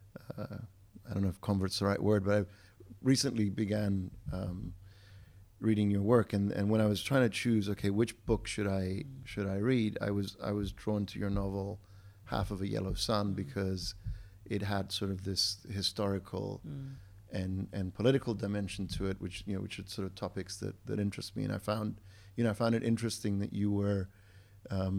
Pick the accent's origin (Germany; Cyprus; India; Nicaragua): Cyprus; I grew up in Cyprus. I'm Cypriot by heritage